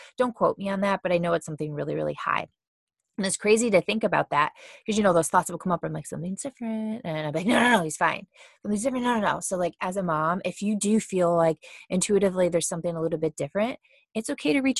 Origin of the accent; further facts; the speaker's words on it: Cleveland, Ohio, United States; moved away as an adult; now in Austin, United States; we're from Cleveland, Ohio, and we moved to Austin, Texas the very beginning of January.